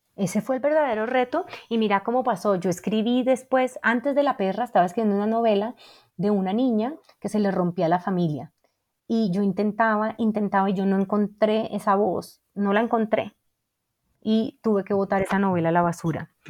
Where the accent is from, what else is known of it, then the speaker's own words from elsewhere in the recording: Cali, Valle del Cauca, Colombia; yo crecí en Cali